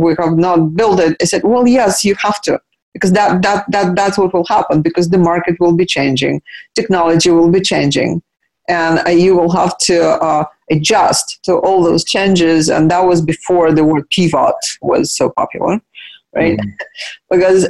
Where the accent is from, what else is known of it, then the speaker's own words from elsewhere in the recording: Russia; I grew up in Soviet Union, but then Russia was not Soviet Union when we showed up.